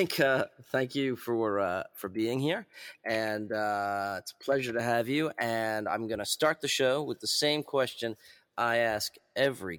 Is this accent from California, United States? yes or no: no; New York, United States; I grew up in New York.